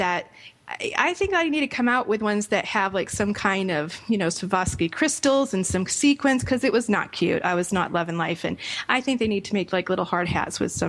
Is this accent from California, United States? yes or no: no; Rhode Island, United States; moved away; my home state of Rhode Island